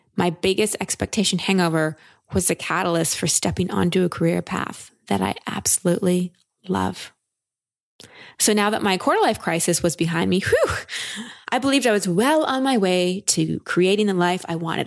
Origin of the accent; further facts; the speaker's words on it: Texas, United States; I'm from Texas